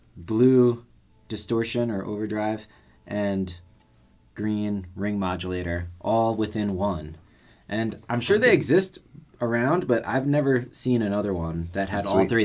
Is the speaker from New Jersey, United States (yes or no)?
yes; Maplewood, New Jersey, United States; moved away; also born or lived in Brooklyn, New York; I was born in Brooklyn and grew up mostly in New Jersey, right by Newark Airport in Maplewood, New